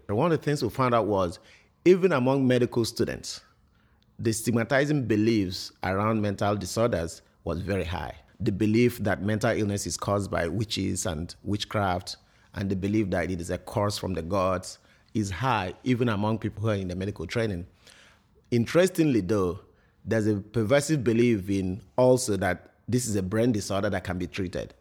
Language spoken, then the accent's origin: English; Imo, Nigeria; now in Connecticut, United States; I'm from Imo State in Ni-, in Nigeria